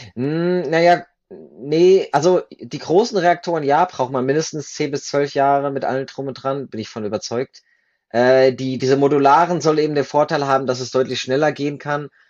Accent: Germany; moved away as an adult; now in Switzerland; Ich komme ursprünglich aus Deutschland, bin aber 2011 in die Schweiz ausgewandert, damals für mein Studium der Nukleartechnik

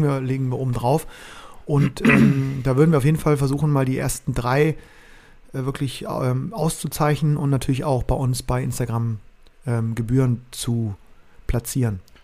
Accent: Bremen, Germany; als Bremer

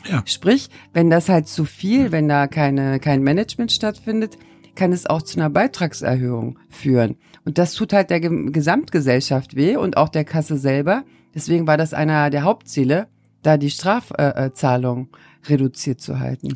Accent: Turkey; moved away; als Türkin, als gebürtige

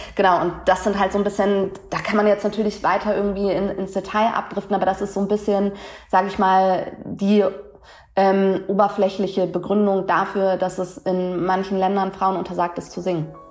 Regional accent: Hamburg, Germany; als Hamburger Dirn, irgendwie born and raised in, in Deutschland

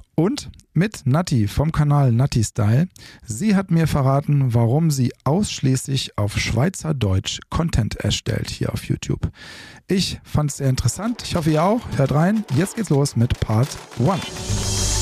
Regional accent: Rhineland, Germany; ich bin ja aus dem Rheinland

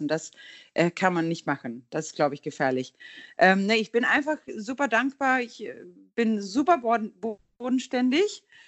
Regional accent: Gothenburg, Västra Götaland, Sweden; German is a second language; now in Hamburg, Germany; ich stamme aus Göteborg, ist ja auch unser Hafenstadt in Schweden

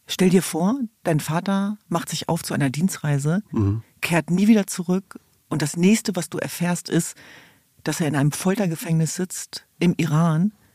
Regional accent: Hanover, Lower Saxony, Germany; ich komme aus Hannover-Linden

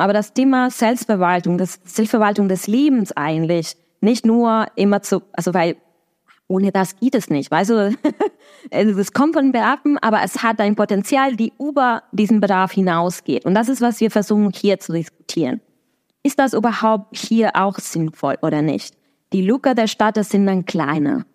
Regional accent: Argentina; German is a second language; now in Berlin, Germany; in Argentinien, das ist, wo ich herkomme

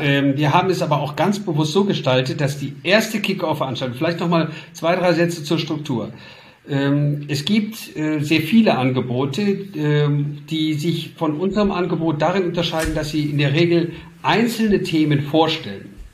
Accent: Duisburg, North Rhine-Westphalia, Germany; ich komme aus Duisburg, aus dem Ruhrgebiet

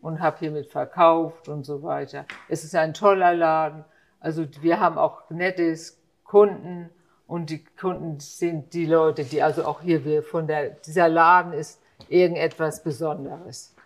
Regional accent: Hamburg, Germany; Ich bin in Heimfeld aufgewachsen, wir sind früher mit der Schule hierher gegangen

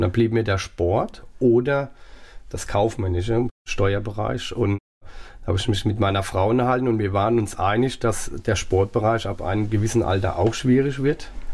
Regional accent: Pirmasens, Rhineland-Palatinate, Germany; born or raised there; also born or lived in Saarland

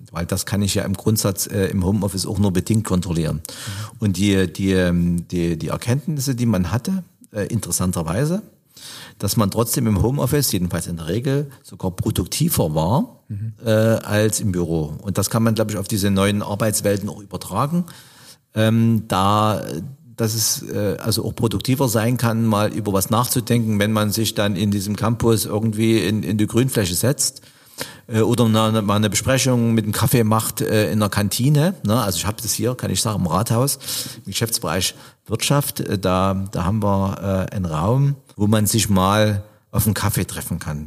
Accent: Chemnitz, Saxony, Germany; also born or lived in East Germany (GDR); als Chemnitzer

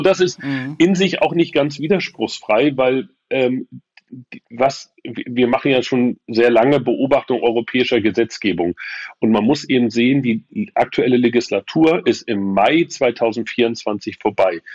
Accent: Hamburg, Germany; now in Rostock, Germany; in meiner Geburtsstadt. Die Heimatstadt ist ja inzwischen Rostock und die Geburtsstadt aber immer noch äh, Hamburg

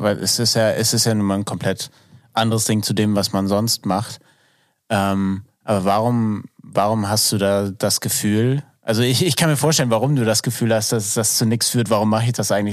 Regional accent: Northern Germany, Germany; ich komme aus dem Norden.

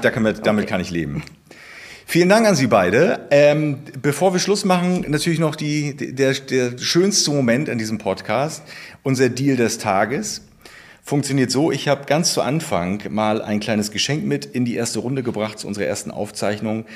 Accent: Baltic Sea coast, Germany; Ich bin ja auch an der Ostsee groß geworden

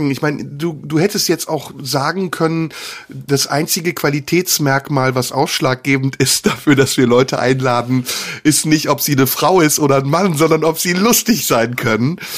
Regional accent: Turkey; werde ich als Türke eigentlich nicht eingeladen bei dir?

